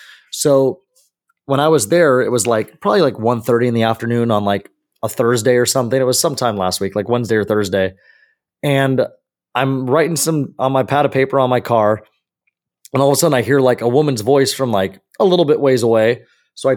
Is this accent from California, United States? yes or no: yes; California, United States; the neighborhood actually that I grew up in over in the Santiago Hills area by SCC.